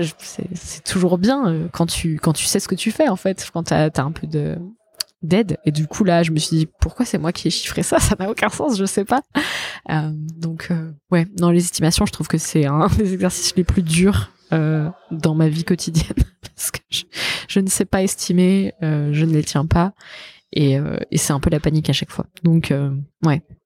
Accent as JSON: {"language": "French", "area": "Savoy", "region": "Auvergne-Rhône-Alpes", "country": "France", "said": "moi je suis savoyarde"}